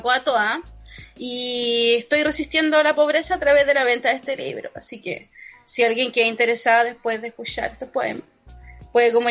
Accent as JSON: {"language": "Spanish", "town": "Castro", "region": "Los Lagos", "country": "Chile", "said": "yo soy poeta, soy de Castro, eh, trabajo en el colectivo Pájaro Azul y Marea Negra, que están en Chiloé."}